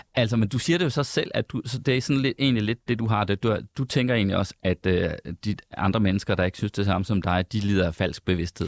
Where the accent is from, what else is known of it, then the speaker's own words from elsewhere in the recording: Central Denmark Region, Denmark; moved away; nu kommer jeg fra Jylland. Uh, hele min familie bor i Jylland. Jeg er rigtig tit i Jylland